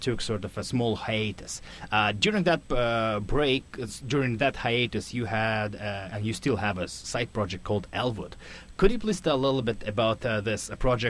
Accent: Russia; now in Vancouver, Canada; I'm originally from Russia

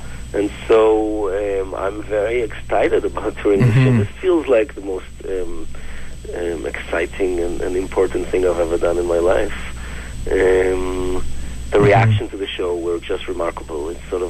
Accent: Jerusalem, Jerusalem District, Israel; now in Vancouver, Canada; So I immigrated to Canada from Jerusalem in 1999, and I went to film school here, to Vancouver Film School, for a year. And shortly after I finished film school, I got a phone call from Israel that my mother has terminal cancer.

